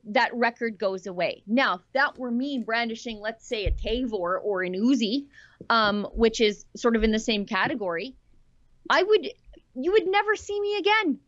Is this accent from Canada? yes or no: yes; Canada; as a Canadian woman